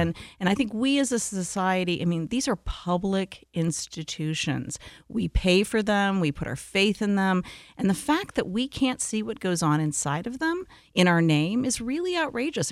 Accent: Detroit, Michigan, United States; growing up in Detroit

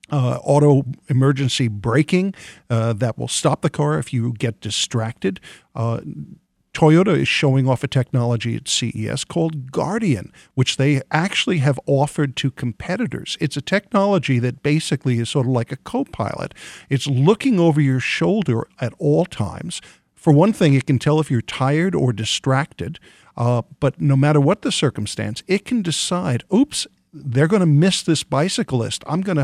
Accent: New York, United States; I'm from New York and originally

